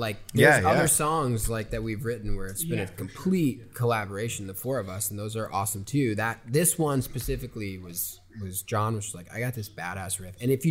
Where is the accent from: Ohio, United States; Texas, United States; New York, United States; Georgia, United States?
New York, United States; New York City; moved away as an adult; now in Los Angeles, United States; growing up in New York City's awesome.